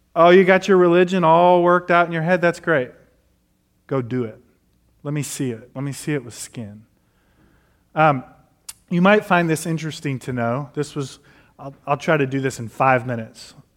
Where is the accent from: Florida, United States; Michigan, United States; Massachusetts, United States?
Michigan, United States; Detroit; now in Nashville, United States; I grew up in Detroit